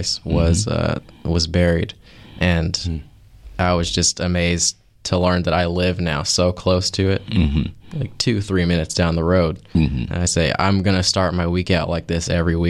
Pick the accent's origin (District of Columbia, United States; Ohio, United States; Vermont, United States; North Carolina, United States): North Carolina, United States; Raleigh; moved away as an adult; now in Asheville, United States; Born and raised in Raleigh, North Carolina